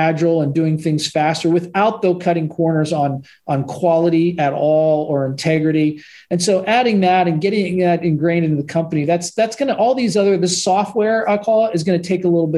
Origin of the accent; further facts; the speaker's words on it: Pittsburgh, Pennsylvania, United States; I grew up in Pittsburgh